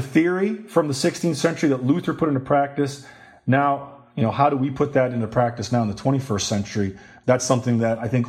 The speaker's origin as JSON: {"language": "English", "country": "Sweden", "moved": "yes", "said": "I'm originally from Sweden."}